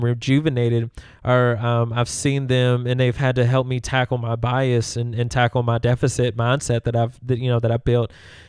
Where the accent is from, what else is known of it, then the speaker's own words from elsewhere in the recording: Louisville, Kentucky, United States; also born or lived in Memphis; And when people ask me, where are you from? It's hard not to say Memphis, right? Because I know that they, like Louisville, I love, right? Because I grew up here.